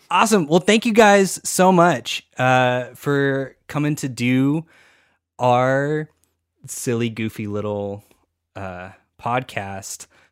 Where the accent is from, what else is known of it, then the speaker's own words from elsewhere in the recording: Texas, United States; we're all from Texas. So I, I don't say the T.